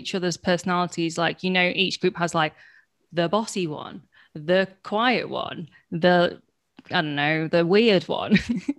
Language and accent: English; Warrington, North West England, United Kingdom; accent: Warrington; I'm from Warrington, and that's where I usually go to. And then when I'm like, oh, no, shit, you mean like, oh, no, yeah, my family's from Hong Kong, so I'm British-born Chinese. But I always forget when people ask me that question. I do default to, like, my hometown